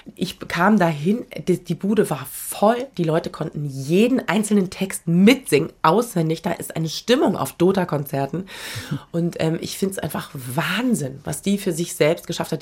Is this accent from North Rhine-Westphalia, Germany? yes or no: no; Berlin, Germany; also born or lived in Frankfurt; now in Vienna, Austria; ich bin ein Kind dieser Stadt